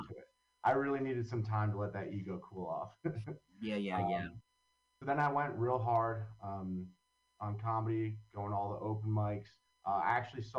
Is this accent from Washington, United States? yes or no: no; Long Valley, New Jersey, United States; now in Hoboken, United States; So I grew up in Long Valley, New Jersey